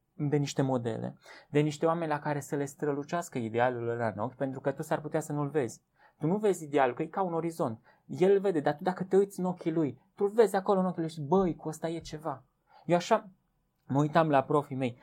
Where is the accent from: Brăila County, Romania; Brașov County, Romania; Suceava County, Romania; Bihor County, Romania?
Brașov County, Romania; Viștea; now in Cluj-Napoca, Romania; eu când am venit de la Viștea în Cluj, eu stăteam acolo la Viștea, mie satul îmi spunea cine sunt.